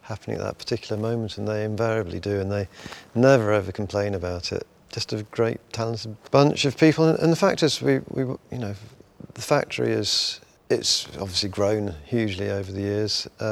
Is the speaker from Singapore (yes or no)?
no; Midlands, United Kingdom; I grew up in the Midlands